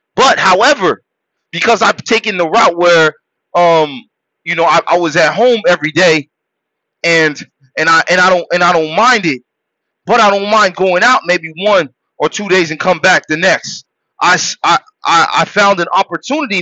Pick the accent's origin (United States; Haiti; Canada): Haiti; I was born in Haiti